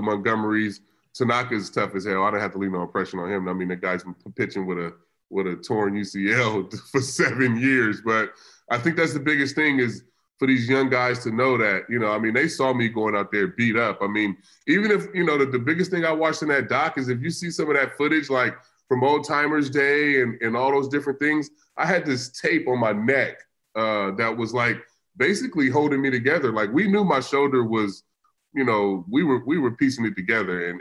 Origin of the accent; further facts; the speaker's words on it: California, United States; I grew up in California, in inner city